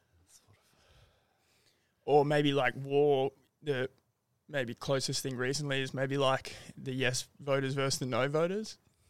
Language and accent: English; Australia; Being Australian and being from this generation.